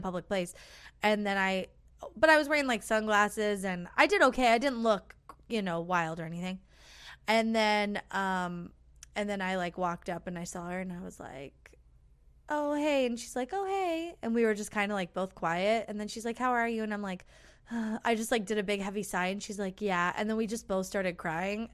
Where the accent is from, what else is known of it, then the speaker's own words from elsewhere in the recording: United States; we're American